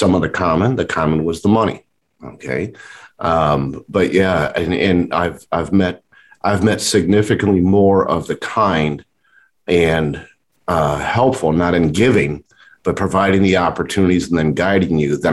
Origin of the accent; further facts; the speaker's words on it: Chicago, Illinois, United States; Born and raised in the Chicago market